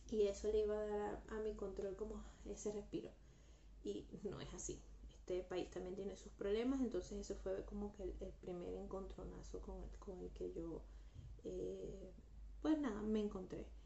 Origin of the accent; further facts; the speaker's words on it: Guatemala; moved away; yo me vine de Guatemala a Guatepeor, por favor.